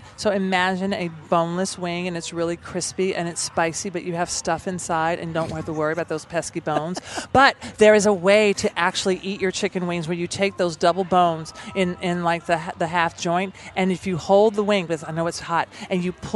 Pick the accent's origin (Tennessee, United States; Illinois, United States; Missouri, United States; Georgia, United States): Tennessee, United States; Nashville; I'm from Nashville, so it does feel like an extension of home for me